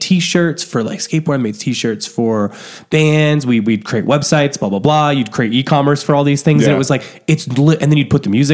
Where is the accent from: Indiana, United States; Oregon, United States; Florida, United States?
Indiana, United States; I'm from Indiana